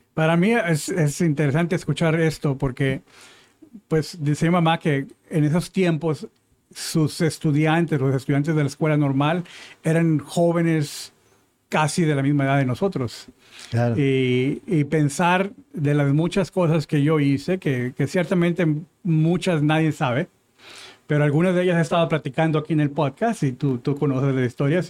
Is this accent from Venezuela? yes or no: no; Mexico; now in United States; somos originales de México